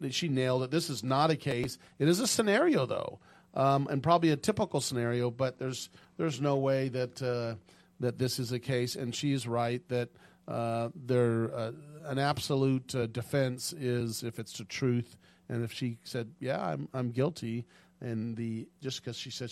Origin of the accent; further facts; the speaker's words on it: Sacramento, California, United States; I grew up in the Sacramento area